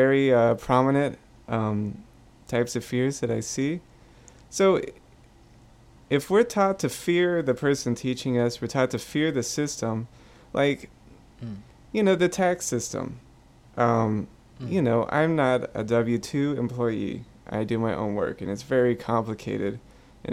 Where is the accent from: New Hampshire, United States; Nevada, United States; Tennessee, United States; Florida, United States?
Florida, United States; Pensacola; I'm from Pensacola, which had the worst water in the country. We knew that it was dangerous to drink the water, okay, for the time I was growing up